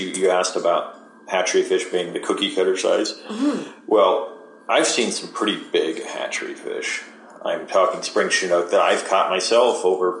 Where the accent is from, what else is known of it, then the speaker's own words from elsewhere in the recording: Sandy River, Oregon, United States; growing up on the Sandy River